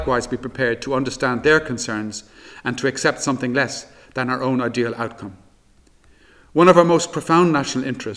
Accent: Ireland

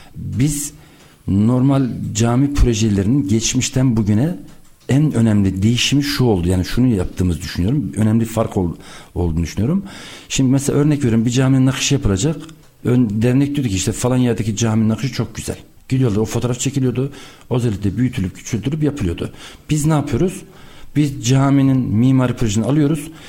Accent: Erfelek, Sinop, Turkey; Sinop Erfelek doğumluyum.

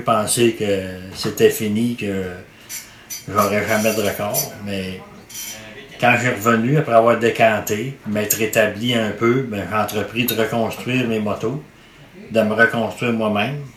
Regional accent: Quebec, Canada; chez nous au Québec

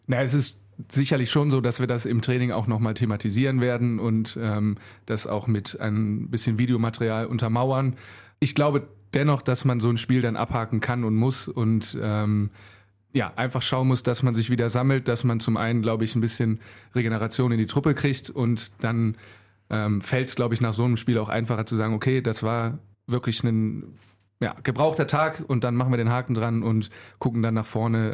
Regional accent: Mettmann, North Rhine-Westphalia, Germany; also born or lived in Solingen; now in Wuppertal, Germany; bin dann in Mettmann groß geworden.

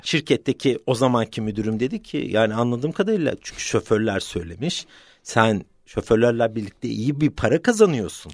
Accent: London, United Kingdom; Öncelikle 1972 doğumluyum, Londra doğumluyum.

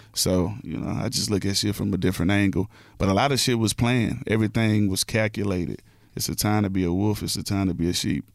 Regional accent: Houston, Texas, United States; I'm from Houston

